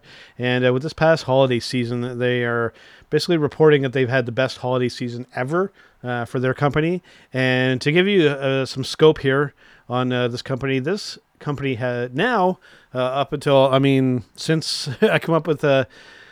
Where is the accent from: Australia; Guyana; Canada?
Canada; as a Canadian